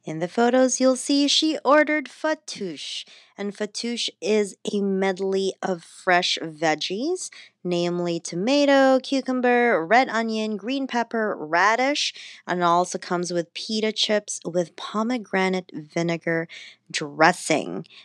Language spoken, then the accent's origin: English; Philippines; And I'm Filipino, so we do fire roasted eggplant too, but we don't make dips out of them.